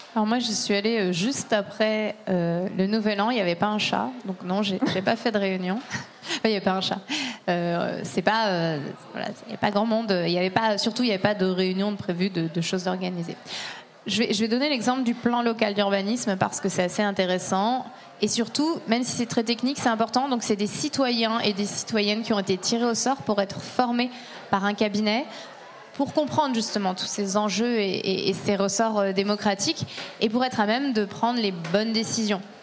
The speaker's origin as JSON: {"language": "French", "area": "Burgundy", "region": "Bourgogne-Franche-Comté", "country": "France", "said": "je viens de Bourgogne"}